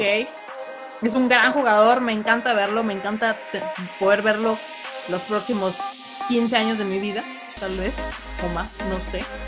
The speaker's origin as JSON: {"language": "Spanish", "region": "northern Mexico", "country": "Mexico", "said": "siendo norteña"}